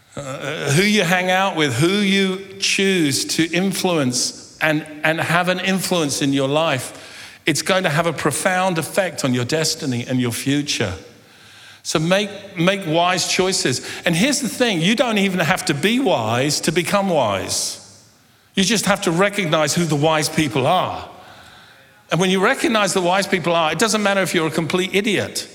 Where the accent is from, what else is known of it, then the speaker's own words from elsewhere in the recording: London, United Kingdom; I was born and grew up in London